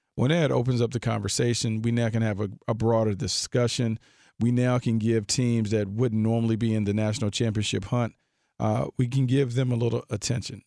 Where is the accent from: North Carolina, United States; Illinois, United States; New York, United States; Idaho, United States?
North Carolina, United States; Raleigh; Nate McMillan's from my hometown